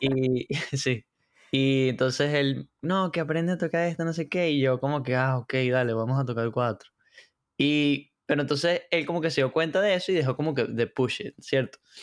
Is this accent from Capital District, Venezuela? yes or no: no; Valencia, Carabobo, Venezuela; also born or lived in San Diego, Carabobo; soy de Venezuela, de, de Valencia, eh, estado Carabobo. Eh, vivía, viví en Valencia y luego me mudé a San Diego, que es como que otro municipio por allá.